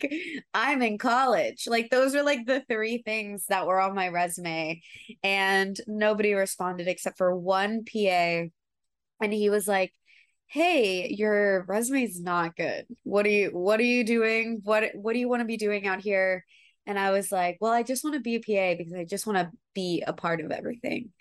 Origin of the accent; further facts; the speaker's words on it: Atlanta, Georgia, United States; now in Los Angeles, United States; I'm actually from Atlanta. Atlanta